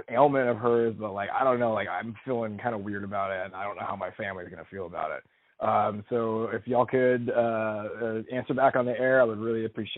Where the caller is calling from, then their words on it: North Canton, Ohio, United States; Hey, y'all. … I'm calling from North Canton, Ohio, listening on 98.1.